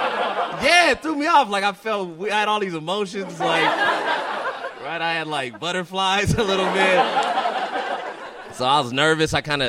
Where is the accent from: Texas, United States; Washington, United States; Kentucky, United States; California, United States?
California, United States; And I go into my training from growing up in California.